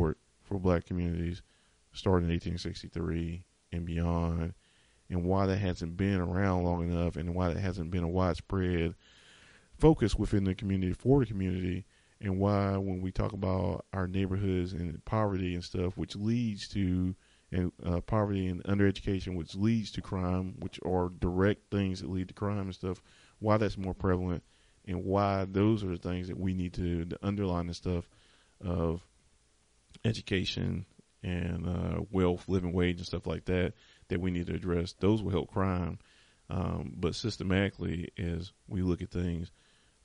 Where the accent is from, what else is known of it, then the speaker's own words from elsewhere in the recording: the South, United States; I'm from the South